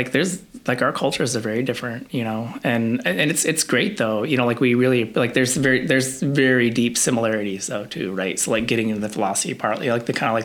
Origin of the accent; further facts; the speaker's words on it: Nome, Alaska, United States; also born or lived in Palmer, Alaska; I grew up mostly in Nome. But, like, sixth grade, we moved out to Palmer. So I spent, like, the second half of my childhood in the valley